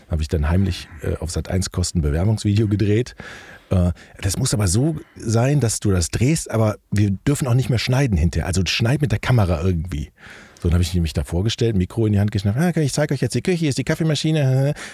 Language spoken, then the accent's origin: German; Rhineland, Germany; Ja, der Schritt, der Schritt in den Norden als Rheinländer war schon hart